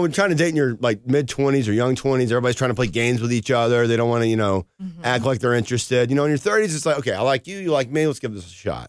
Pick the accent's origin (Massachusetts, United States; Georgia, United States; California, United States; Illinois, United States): Georgia, United States; North; I come from North Georgia backwoods mountains